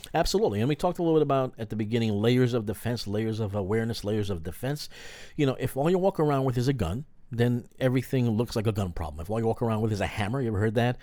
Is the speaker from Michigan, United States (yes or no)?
no; New York, United States; a fellow New Yorker